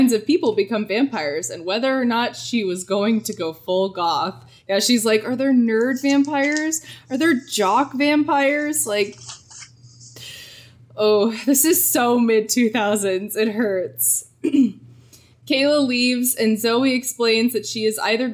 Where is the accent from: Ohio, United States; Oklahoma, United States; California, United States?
Ohio, United States; We're from Ohio